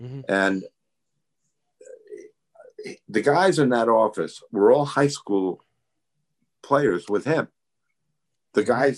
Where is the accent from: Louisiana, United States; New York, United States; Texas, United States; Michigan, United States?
New York, United States; moved away; I was from New York